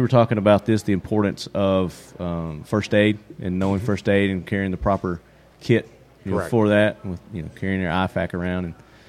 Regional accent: Nashville, Tennessee, United States; accent: southern twang; I'm from the Nashville area, so we're close.

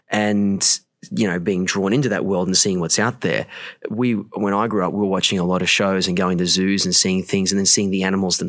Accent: Newcastle, New South Wales, Australia; I'm from Newcastle, Australia

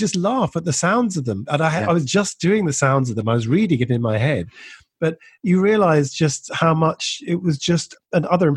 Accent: Edinburgh, Scotland, United Kingdom; I was born and brought up in Edinburgh

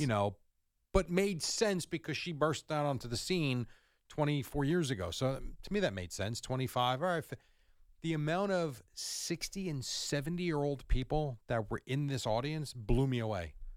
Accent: Jersey Shore, Long Beach Island, New Jersey, United States; also born or lived in Point Pleasant; I grew up on the Jersey Shore at, in L B

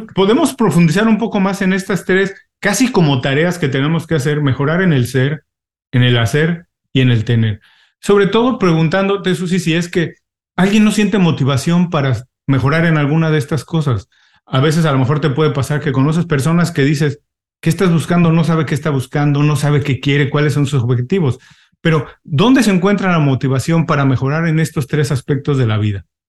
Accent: Mexico; moved away as an adult; also born or lived in California / Mexico City; now in Miami, United States; ahora tengo 18 años viviendo en Miami, los dos somos mexicanos

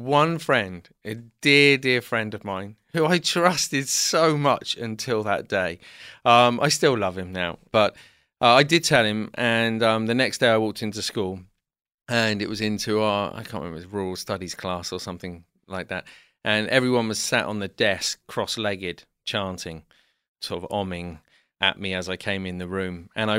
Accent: South West England, United Kingdom; also born or lived in London; So I was born in London, but when I was about two, I moved to the southwest of England.

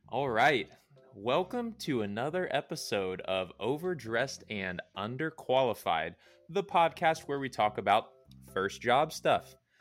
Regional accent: Cincinnati, Ohio, United States; moved away as an adult; now in Indianapolis, United States; I will be moving back to where I came from, which is the Queen City, Cincinnati, Ohio

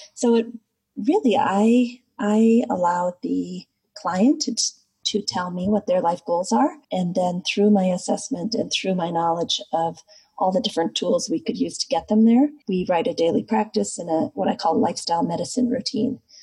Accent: Midwest, United States; I grew up in the United States in the Midwest

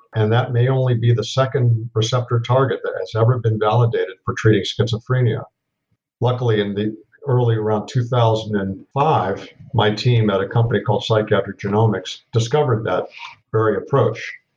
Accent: Los Angeles, California, United States; moved away as an adult; also born or lived in East Coast, United States; I grew up in West Los Angeles

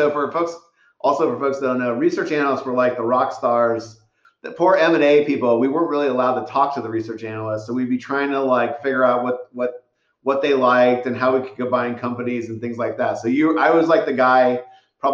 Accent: San Ramon, California, United States; I grew up in San Ramon in Danville.

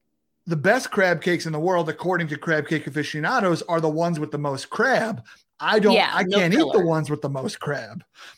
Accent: Long Island, New York, United States; Growing up in New York, on Long Island

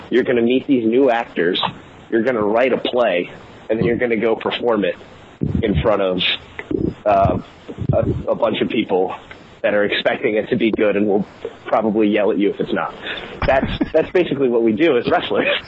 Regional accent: Philadelphia, Pennsylvania, United States; we had people from New England, I'm from Philadelphia, someone from New York, and then someone from Germany, all coming together

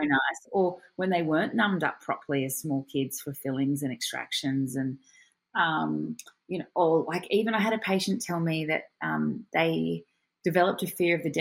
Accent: Australia; I'm your Australian host.

